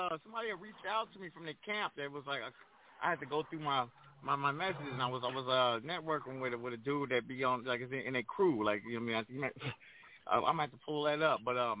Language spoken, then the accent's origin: English; Pomona, California, United States; moved away as an adult; also born or lived in Crenshaw, Los Angeles; now in Los Angeles, United States; a DJ growing up in Pomona